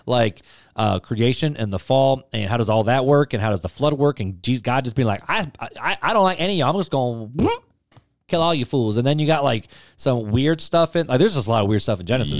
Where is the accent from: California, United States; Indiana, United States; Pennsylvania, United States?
Indiana, United States; Highland; also born or lived in Hammond, Indiana; I grew up in Hammond and then over to Highland.